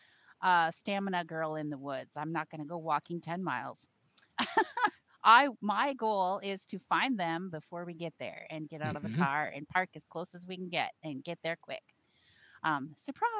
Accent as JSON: {"language": "English", "region": "Minnesota", "country": "United States", "tie": "born or raised there", "said": "my home state of Minnesota"}